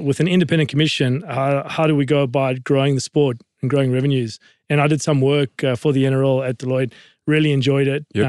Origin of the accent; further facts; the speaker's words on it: South Africa; now in Australia; But I grew up in South Africa in a very interesting time, interesting period. As a Lebanese sort of kid, dark-skinned, growing up in apartheid